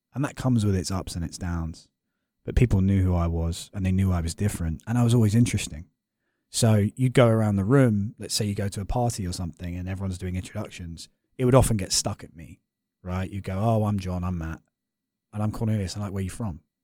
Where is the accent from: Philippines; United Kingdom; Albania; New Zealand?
United Kingdom; London; moved away as an adult; also born or lived in Notre Dame, Indiana; I live in North London